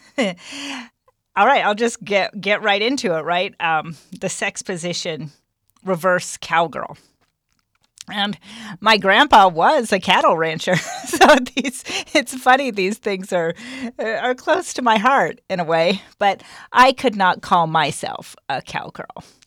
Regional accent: Minden, United States; the spiritual environment in which I was raised out in Minden

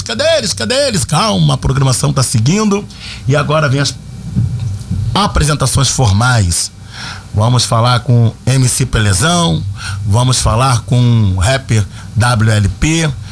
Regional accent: Rio de Janeiro, Brazil; also born or lived in Turano, Rio de Janeiro; eu venho da comunidade do Morro do São Carlos, depois passei pela comunidade do Turano. Enfim, somos da favela, somos cria.

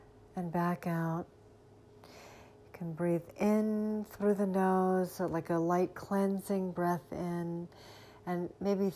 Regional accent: Sarasota, Florida, United States; my hometown, Sarasota, Florida

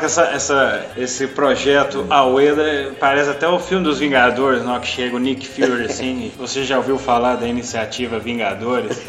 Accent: Mato Grosso do Sul, Brazil; now in Divinópolis, Brazil; Sul Mato Grossense, lá da minha terra

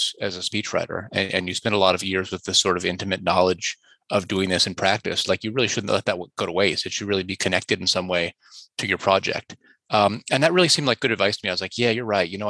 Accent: Indiana, United States; also born or lived in Montreal; now in Toronto, Canada; I grew up in Indiana, actually

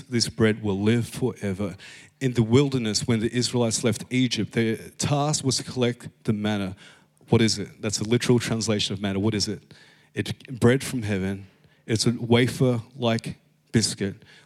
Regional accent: Philippines; I'm Filipino.

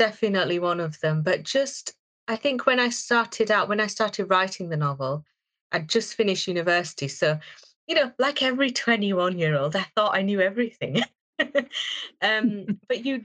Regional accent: Bradford, Yorkshire and the Humber, United Kingdom; I'm from Bradford

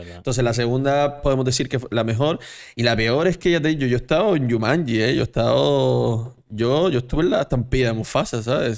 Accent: Canary Islands, Spain; yo soy canario

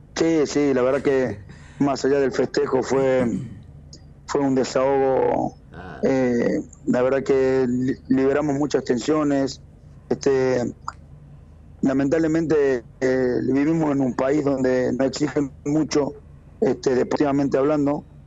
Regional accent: Tucumán, Argentina; como tucumano

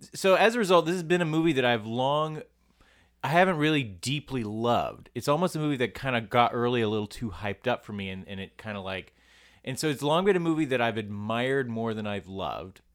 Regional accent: United States; I'm an American boy

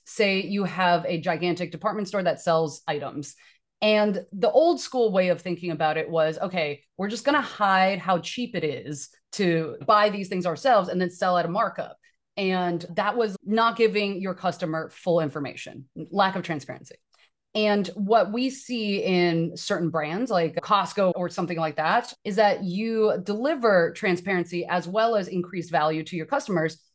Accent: Taiwan; now in United States; I am an immigrant from Taiwan

